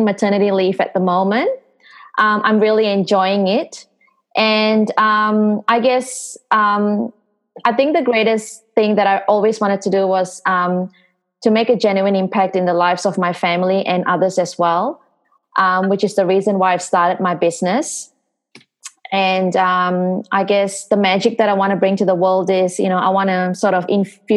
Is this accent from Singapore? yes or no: yes; Singapore; moved away as an adult; I'm originally from Singapore. So Singapore was my hometown. That's where I grew up